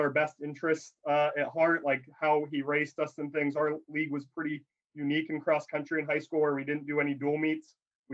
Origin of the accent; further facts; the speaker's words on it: Alliance, Ohio, United States; moved away; I grew up in Northeast Ohio, Alliance, Ohio, where Mount Union is